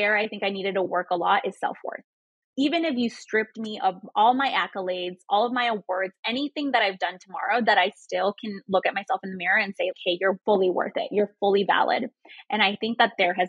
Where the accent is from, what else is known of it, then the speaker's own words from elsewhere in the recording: Chicago, Illinois, United States; first language Spanish; English is a second language; moved away as an adult; I just moved back to Chicago. I've been out of my hometown for 10 years and I just moved back